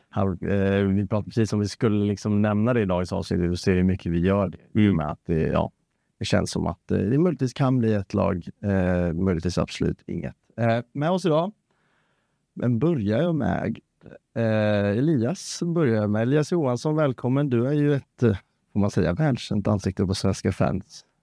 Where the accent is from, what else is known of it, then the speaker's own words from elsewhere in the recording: Degerfors, Örebro County, Sweden; Eh, jag är uppvuxen i, i Degerfors. Ja. Uppvuxen på Ravalla.